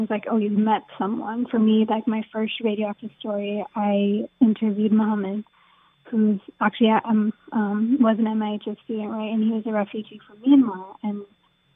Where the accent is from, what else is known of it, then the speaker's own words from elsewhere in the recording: United States; now in New York City, United States; growing up in America